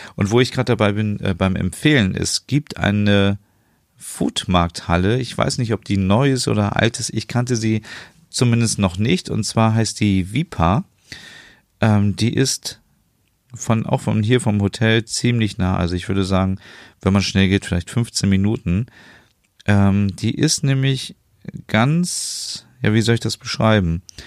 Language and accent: German; Germany; als Deutscher